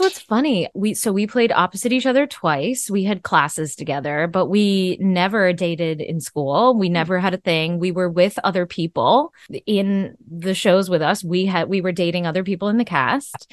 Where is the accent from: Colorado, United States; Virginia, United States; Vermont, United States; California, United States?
Vermont, United States; born or raised there; moved away